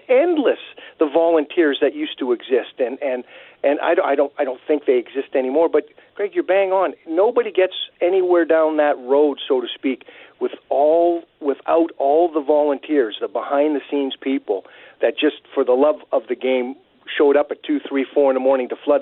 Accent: Winnipeg, Manitoba, Canada; I grew up on Strathcona Street in the West End. I was 8 days a week at Clifton Community Club

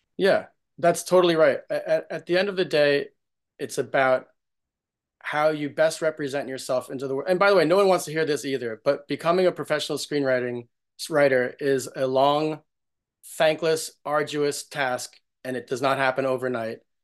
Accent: New York, United States; I, I grew up in New York's, in New York

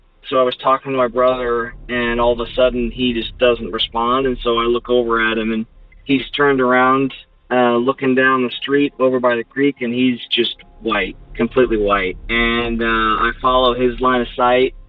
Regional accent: Omaha, Nebraska, United States; I'm from Omaha, Nebraska

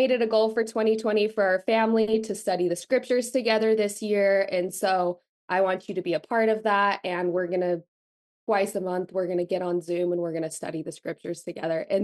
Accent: Utah, United States; I was born and raised in Utah, very much grew up in like the Mormon bubble.

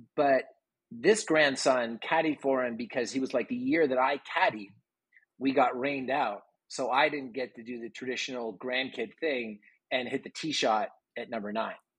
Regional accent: Toronto, Ontario, Canada; now in Austin, United States; I was from Toronto

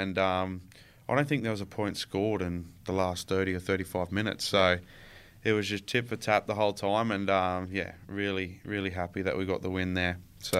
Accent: Queensland, Australia; Oh, I love going home every year. I try to go home at the end of the year, usually for about 5 or 6 weeks

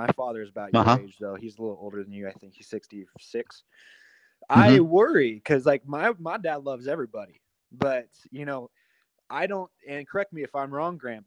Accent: Sacramento, California, United States; now in Utah, United States; I grew up in Sacramento

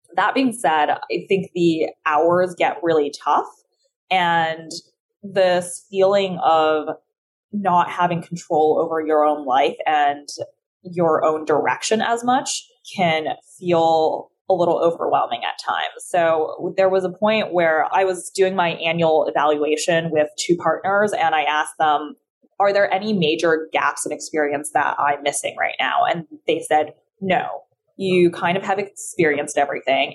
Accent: California, United States; English is a second language; also born or lived in China; I'm from California because I grew up there from like the ages of nine to 18

